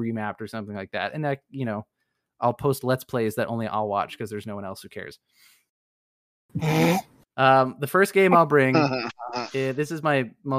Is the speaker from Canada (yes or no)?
yes; Canada; I am Canadian